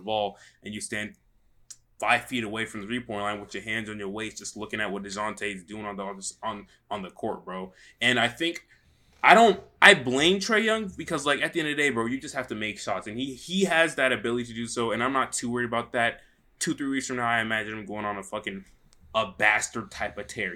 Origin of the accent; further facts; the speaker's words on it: Atlanta, Georgia, United States; I'm from Atlanta